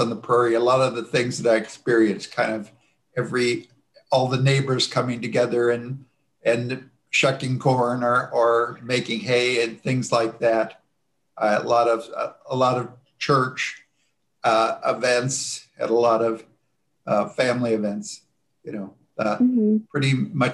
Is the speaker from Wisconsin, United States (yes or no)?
no; rural Johnson County, Iowa, United States; now in Iowa City, United States; I grew up on a farm very near here. And so I lived in rural Johnson County